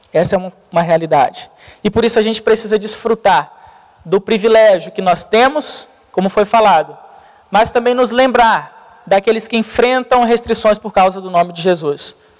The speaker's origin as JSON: {"language": "Portuguese", "country": "Brazil", "said": "nós, como brasileiro"}